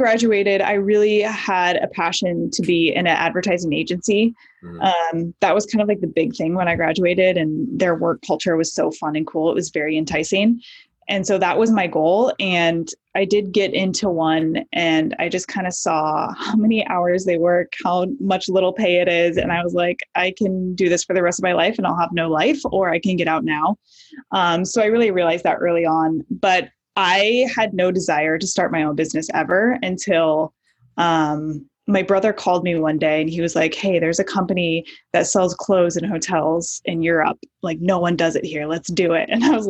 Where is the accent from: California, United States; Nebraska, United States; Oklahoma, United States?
Nebraska, United States; moved away as an adult; also born or lived in Midwest; I grew up all over the Midwest. Both of my parents were actually musicians, so we traveled around a lot, but mostly Nebraska. I was there for about 8 years before I moved out to LA for college.